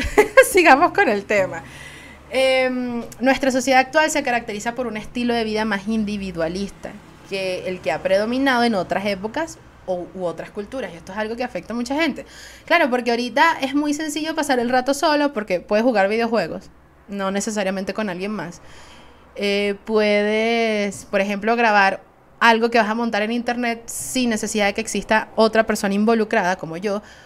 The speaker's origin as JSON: {"language": "Spanish", "country": "Venezuela", "said": "Soy una jeva de Venezuela"}